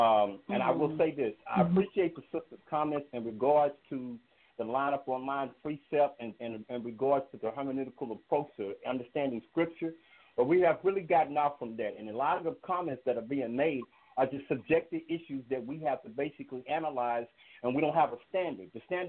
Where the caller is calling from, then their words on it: Fort Worth, Texas, United States; I've called the show a number of times, so everybody's quite familiar with me. I'm calling from Fort Worth, Texas.